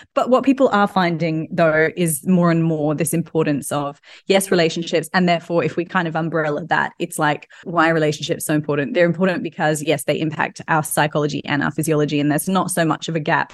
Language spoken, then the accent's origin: English; Australia; now in London, United Kingdom; I'm obviously Australian